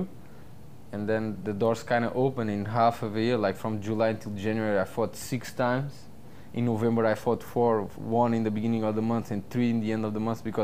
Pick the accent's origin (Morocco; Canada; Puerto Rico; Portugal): Portugal; moved away as an adult; also born or lived in California; now in Florida, United States; I lived in Portugal until I was 21 years old. And I came to America when I was 21, and I never went back